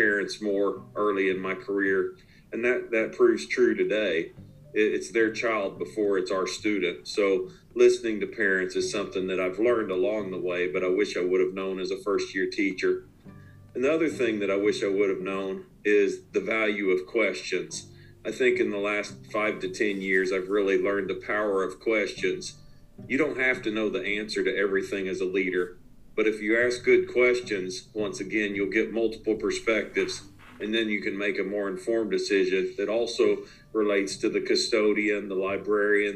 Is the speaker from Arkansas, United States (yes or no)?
yes; one city away from Fayetteville, Arkansas, United States; moved away as an adult; also born or lived in Chapel Hill, North Carolina; now in Fayetteville, United States; I'm now back one city away from where my wife and I grew up in Fayetteville, Arkansas